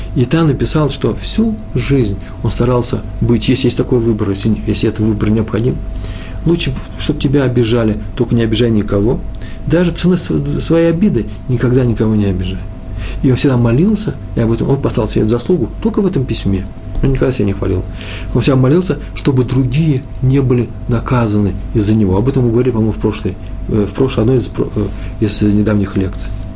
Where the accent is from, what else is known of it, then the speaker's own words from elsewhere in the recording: Moscow, Russia; moved away; Я из Москвы